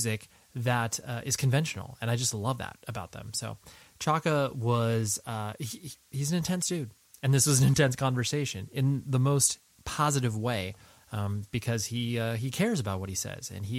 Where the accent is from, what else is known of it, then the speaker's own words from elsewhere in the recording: Southern California, United States; born and raised in Southern California